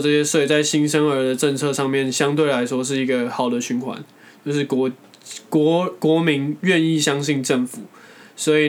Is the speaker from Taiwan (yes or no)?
yes; Taiwan; 像我们台湾人的观念就会觉得说， 哎、还是读书比较好。